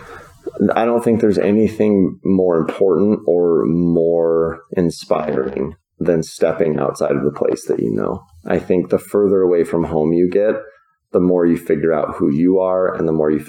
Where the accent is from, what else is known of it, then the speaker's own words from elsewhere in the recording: Virginia, United States; born there; I grew up all over the place. I was born in Virginia, but my dad was in professional baseball our whole lives.